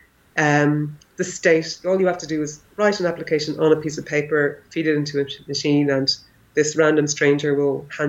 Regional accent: Ireland; first language English; moved away as an adult; also born or lived in India / Austria / Northern Ireland; now in Leipzig, Germany; growing up in Ireland in the 80s

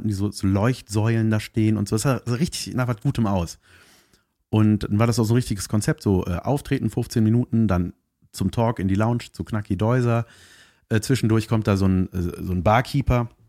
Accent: Cologne, North Rhine-Westphalia, Germany; ich, bin, ich bin aus Köln, ich bin mit dem Auto gefahren

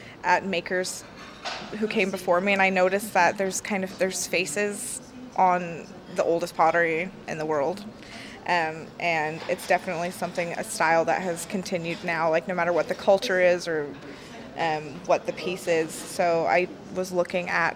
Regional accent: Seattle, Washington, United States; moved away as an adult; now in Northern Ireland, United Kingdom; I'm from Seattle, Washington

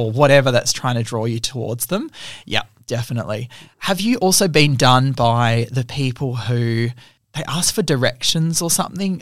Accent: Australia; I'm from Australia.

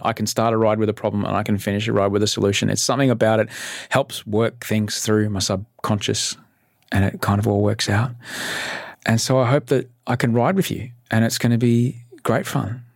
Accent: Brisbane, Queensland, Australia; now in Sydney, Australia; I grew up in Brisbane. I'm an immigrant

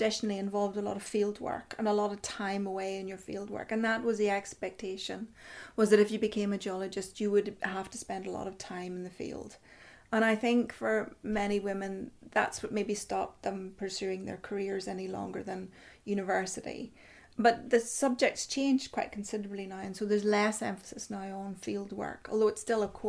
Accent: Fermanagh, Northern Ireland, United Kingdom; moved away as an adult; now in Stirlingshire, United Kingdom; I grew up in Fermanagh, which is in the west, has amazing mountains and amazing, you know, limestone landscapes, caves, all that sort of thing.

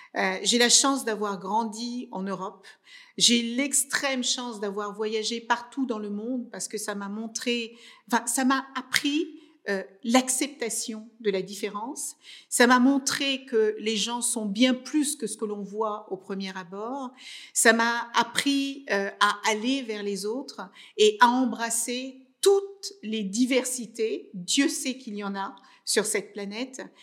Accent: Cape Verde; moved away; moi je suis née au Cap Vert dans les années 72

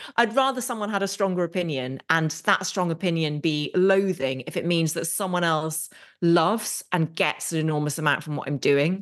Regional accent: England, United Kingdom; we're very English in many ways

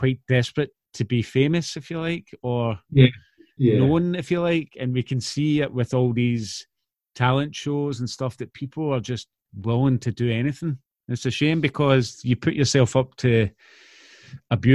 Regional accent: Clydebank, Scotland, United Kingdom; growing up in Claybank

